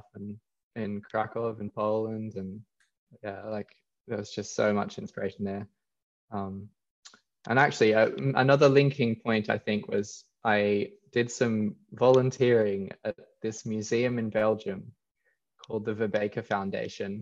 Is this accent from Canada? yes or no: no; Australia; growing up in Australia